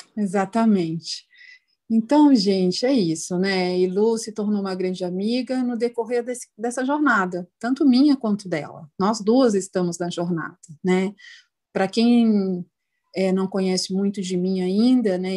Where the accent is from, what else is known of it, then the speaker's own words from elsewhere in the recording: São Paulo, Brazil; nós que somos de São Paulo